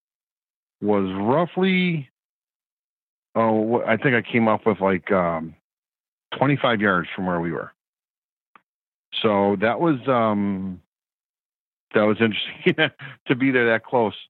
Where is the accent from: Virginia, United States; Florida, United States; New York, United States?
New York, United States; being a New Yorker